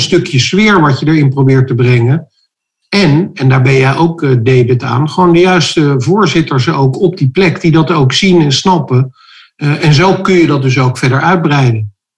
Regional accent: Rotterdam, South Holland, Netherlands; We komen zelf uit Rotterdam

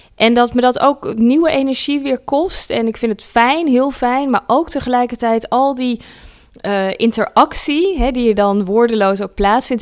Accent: Netherlands; also born or lived in South Africa; als Nederlanders

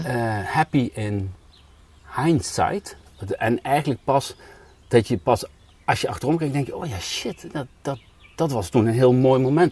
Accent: Spijk, Gelderland, Netherlands; moved away; Maar dat is Spijk. dat ligt nog een dorp ervoor. Ja. Maar daar ben ik eh, opgegroeid

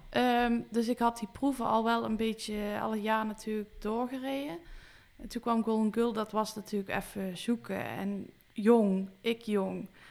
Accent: Weert, Limburg, Netherlands; ik ben geboren in Weert

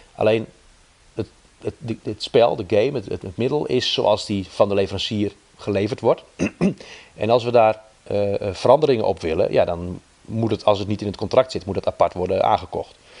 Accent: Netherlands; wij als Nederlander heel pragmatisch zijn

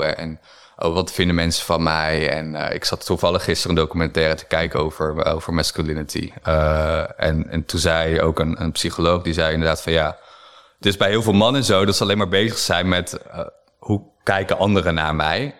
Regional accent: Harderwijk, Gelderland, Netherlands; moved away; also born or lived in Amsterdam; ik kom uit Harderwijk. Eh, dat is een kleine stad op de Veluwe

